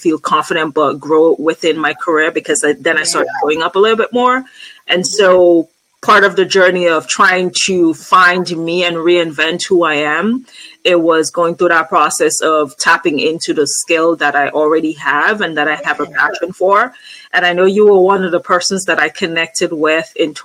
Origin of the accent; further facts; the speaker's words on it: Antigua & Barbuda; moved away; I'm originally from Antigua and Barbuda, which is in the Caribbean